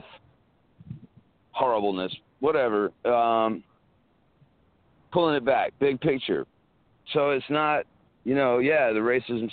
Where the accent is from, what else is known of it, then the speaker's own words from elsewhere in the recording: South Carolina, United States; I grew up in South Carolina, like little town South Carolina.